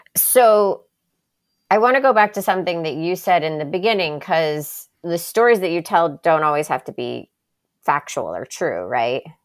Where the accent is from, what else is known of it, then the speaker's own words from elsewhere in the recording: Miami, Florida, United States; also born or lived in Birmingham, Alabama; the majority of my childhood was, like, growing up in Miami